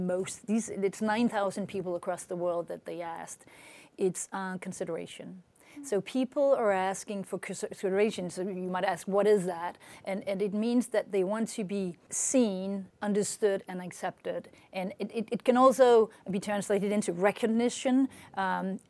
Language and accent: English; Denmark; moved away as an adult; now in France; I'm born in Denmark. I lived in France for the past more than 25 years.